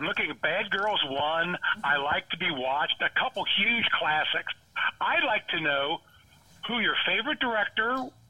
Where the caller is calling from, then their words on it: Cincinnati, Ohio, United States; from Cincinnati.